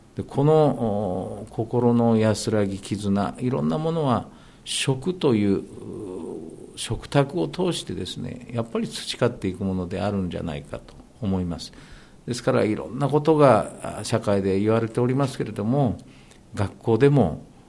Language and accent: Japanese; Japan; 私は日本に生まれて日本に育って